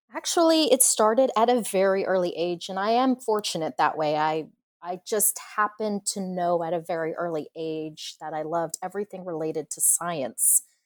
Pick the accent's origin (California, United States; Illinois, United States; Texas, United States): Texas, United States; Corpus Christi; I grew up in Corpus Christi, so we would have hurricanes and tropical storms